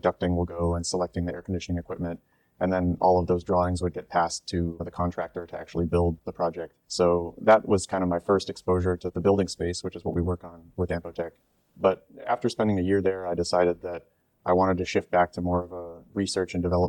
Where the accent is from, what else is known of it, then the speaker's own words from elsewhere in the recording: United States; moved away as an adult; now in Singapore; I grew up in the US, just outside of Washington, D.C.